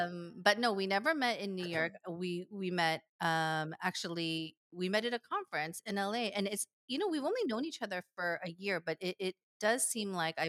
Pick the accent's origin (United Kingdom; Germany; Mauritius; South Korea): South Korea; Seoul; also born or lived in Bay Area, United States; now in Pasadena, United States; I grew up in Seoul, lived in apartments all of my life, and now I'm living in a house for the very first time in Pasadena